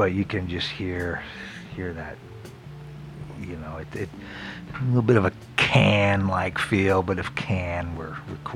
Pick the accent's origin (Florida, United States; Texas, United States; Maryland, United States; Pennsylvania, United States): Florida, United States; moved away; also born or lived in San Diego / San Francisco; I grew up in Florida when it was still like dirt roads